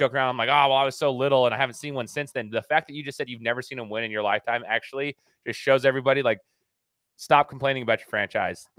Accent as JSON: {"language": "English", "region": "Idaho", "country": "United States", "said": "Where I reside is in Idaho, right? I'm from Idaho"}